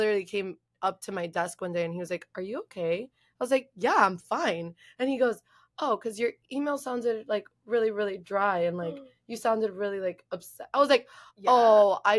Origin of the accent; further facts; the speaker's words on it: Miami, Florida, United States; We're from Miami. We're from Miami.